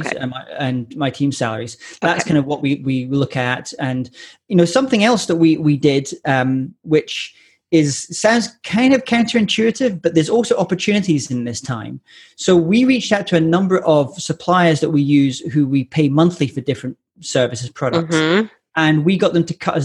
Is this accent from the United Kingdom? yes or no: yes; Scotland, United Kingdom; I'm Scottish